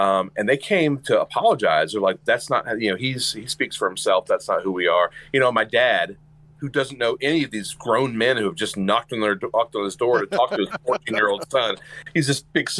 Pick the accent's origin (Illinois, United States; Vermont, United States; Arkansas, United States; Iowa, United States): Arkansas, United States; Mena; I grew up in Mena.